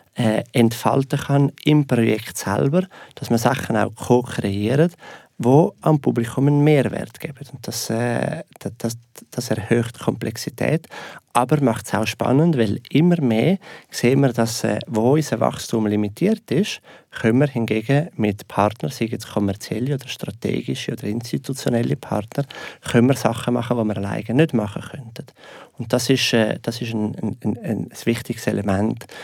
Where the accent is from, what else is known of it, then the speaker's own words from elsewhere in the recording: Switzerland; wir Schweizer